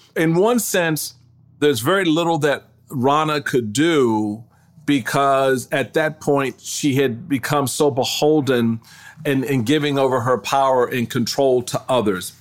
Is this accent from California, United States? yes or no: no; Washington, District of Columbia, United States; also born or lived in Maryland; I was raised in Washington, D C.